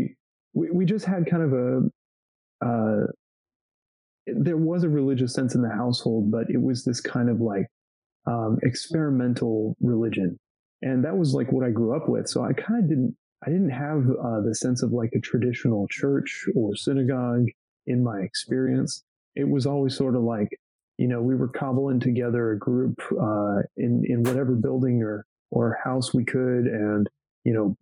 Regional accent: Georgetown, Texas, United States; also born or lived in Austin; I grew up in Georgetown, which is a little north of Austin, little suburb

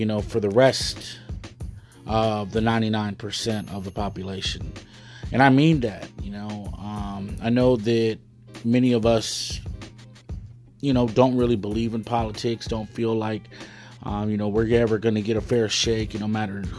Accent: United States; I'm a Chicano

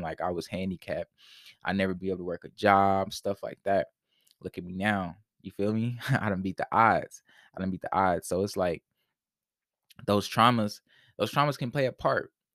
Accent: Indianapolis, Indiana, United States; I grew up in poverty, right? So, I'm, I'm from Indianapolis, Indiana

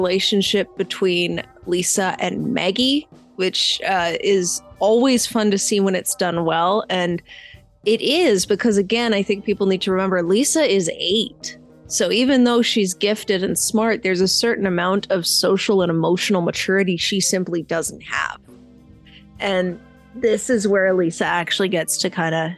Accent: Canada; we're Canadian

